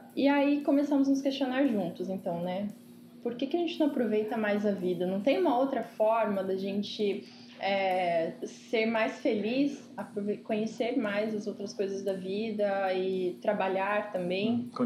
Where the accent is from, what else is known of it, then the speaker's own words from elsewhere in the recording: Ribeirão Preto, São Paulo, Brazil; tenho 25 anos, sou de Ribeirão Preto